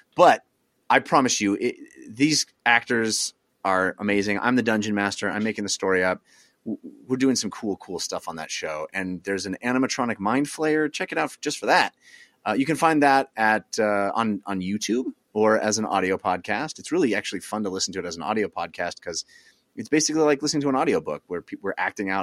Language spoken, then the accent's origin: English; East Bay, California, United States; I grew up in the East Bay area in the eighties, in the late eighties, early nineties